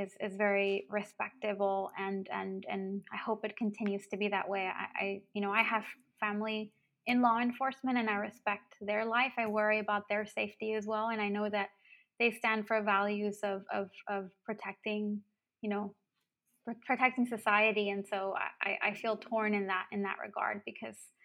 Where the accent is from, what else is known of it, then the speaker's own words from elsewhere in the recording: Brownsville, Texas, United States; moved away as an adult; now in Madison, United States; I grew up in Brownsville